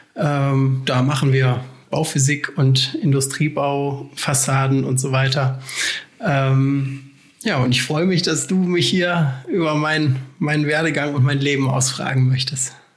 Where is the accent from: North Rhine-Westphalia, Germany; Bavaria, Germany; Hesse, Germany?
North Rhine-Westphalia, Germany; Essen; moved away as an adult; also born or lived in Aachen; ich komme ursprünglich aus Essen